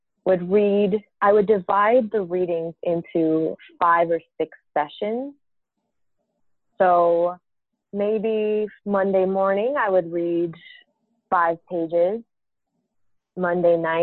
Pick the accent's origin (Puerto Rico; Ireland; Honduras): Puerto Rico; San Juan; moved away as an adult; I'm from San Juan, Puerto Rico